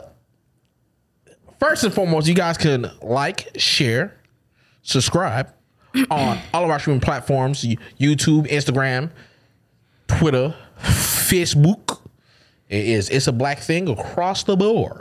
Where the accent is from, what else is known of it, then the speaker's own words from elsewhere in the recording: Florida, United States; we're from Florida